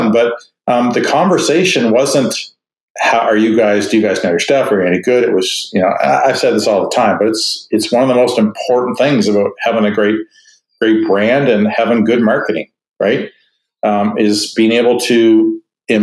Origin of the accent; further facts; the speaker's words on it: Canada; I'm Canadian